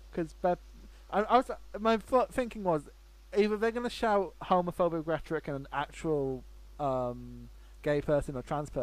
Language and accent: English; Scotland, United Kingdom; I'm from Scotland.